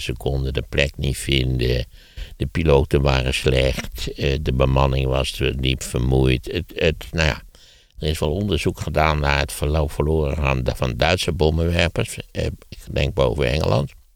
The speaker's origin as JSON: {"language": "Dutch", "town": "Wageningen", "region": "Gelderland", "country": "Netherlands", "tie": "born or raised there", "said": "in de Wageningen waar ik ben opgegroeid had je een puinberg"}